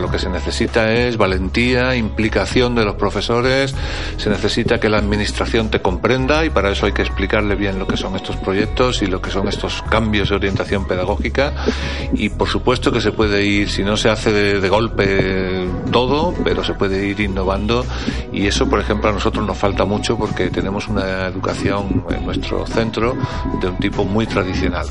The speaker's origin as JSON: {"language": "Spanish", "country": "Spain", "moved": "as an adult", "lives_now": "Strasbourg, France", "said": "yo soy un profesor español"}